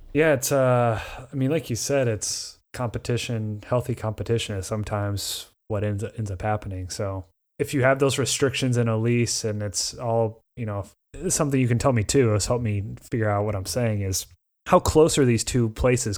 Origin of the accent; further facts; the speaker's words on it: near Indianapolis, United States; my hometown is four times the size of that, and it's not a, you know, there would be no tourists to ever stay there other than for concerts or close to downtown Indianapolis